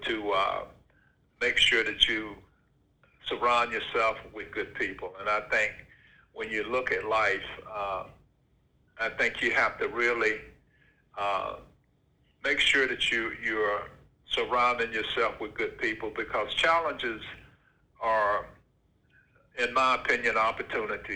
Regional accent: Vidalia, Georgia, United States; moved away as an adult; I grew up on a farm in Georgia, in Vidalia, Georgia, youngest of 11 kids

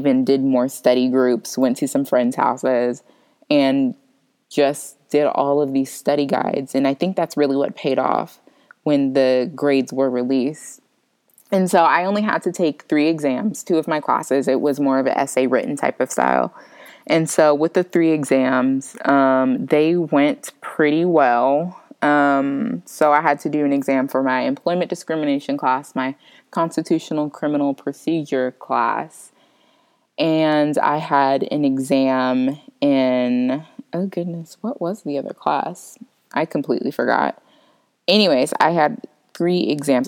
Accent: Florida, United States; moved away; I'm originally from Florida

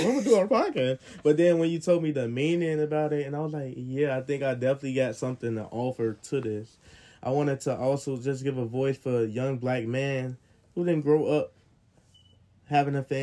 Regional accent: Chicago, Illinois, United States; I'm from Southside of Chicago, and I'm 21 years old

